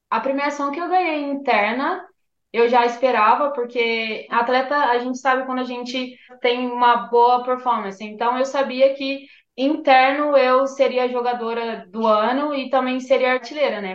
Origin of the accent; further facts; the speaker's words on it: Campinas, São Paulo, Brazil; moved away as an adult; now in Sydney, Australia; eu sou natural de Campinas, São Paulo, estou na Austrália